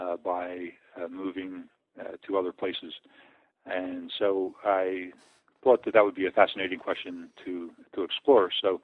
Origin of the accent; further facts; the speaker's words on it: Philadelphia, Pennsylvania, United States; I was born in Philadelphia and raised in Philadelphia and the Philadelphia suburbs.